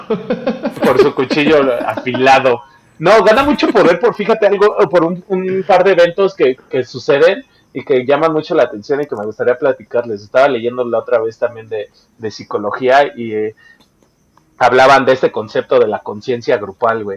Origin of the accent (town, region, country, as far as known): Mexico